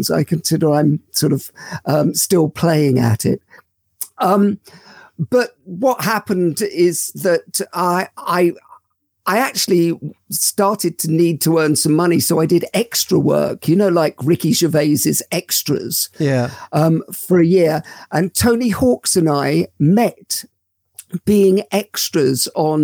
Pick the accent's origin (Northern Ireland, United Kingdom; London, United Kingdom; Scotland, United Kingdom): London, United Kingdom; I grew up in London. I was born in Paddington.